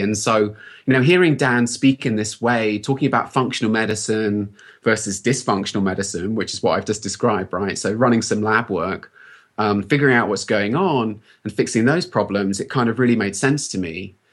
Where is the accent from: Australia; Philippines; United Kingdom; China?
United Kingdom; accent: British; moved away as an adult; now in United States; you can probably tell from my accent that I'm British, and I've only been in the U S about thirteen years